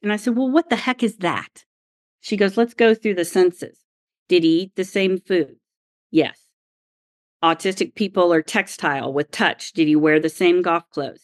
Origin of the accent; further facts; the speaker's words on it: Oklahoma, United States; I grew up in Oklahoma